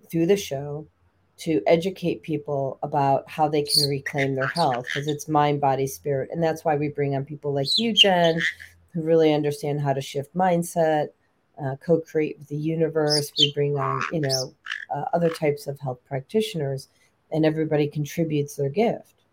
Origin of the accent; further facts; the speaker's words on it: Chicago, Illinois, United States; Also, I grew up in Chicago and Lake Michigan.